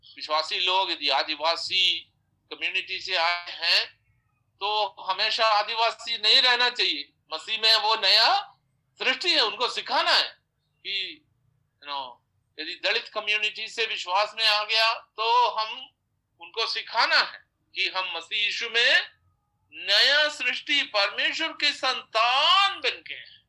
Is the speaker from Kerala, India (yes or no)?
yes; Kerala, India; हम तो केरल में चार बार खाते हैं